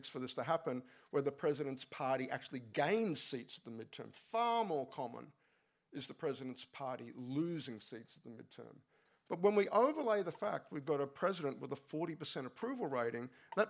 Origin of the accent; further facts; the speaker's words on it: Queensland, Australia; I grew up in Queensland